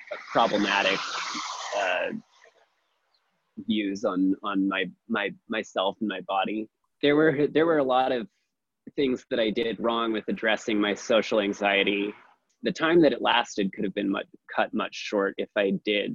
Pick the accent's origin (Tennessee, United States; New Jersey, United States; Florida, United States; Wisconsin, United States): Wisconsin, United States; Milwaukee; also born or lived in Eugene, Oregon; now in Portland, United States; I'm originally from Milwaukee, Wisconsin.